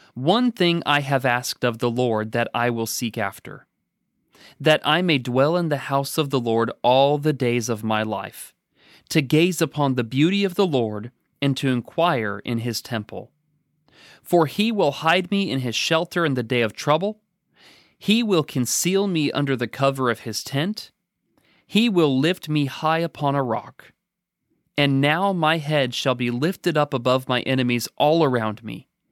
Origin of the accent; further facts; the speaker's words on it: Oregon, United States; now in Danville, United States; growing up in Oregon